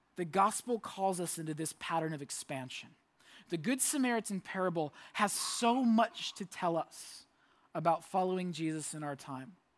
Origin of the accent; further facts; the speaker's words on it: Orlando, Florida, United States; moved away; I lived in Orlando. I grew up in Orlando